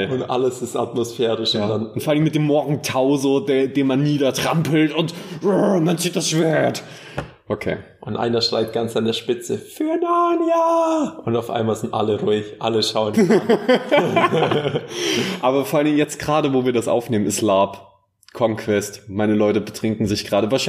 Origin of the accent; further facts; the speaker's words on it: Bavaria, Germany; Und äh, ganz ehrlich, ich, ich komme äh, ich komm aus dem Allgäu.